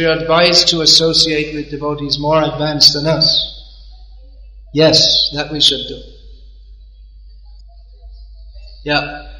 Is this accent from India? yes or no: yes; India; Why? Because we're Indian. Indians are better. Why are Indians better? Well, I'm an Indian, so they must be better.